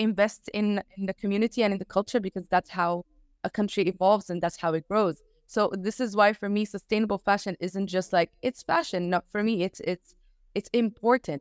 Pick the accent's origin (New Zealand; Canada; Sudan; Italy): Sudan; I'm from Sudan right now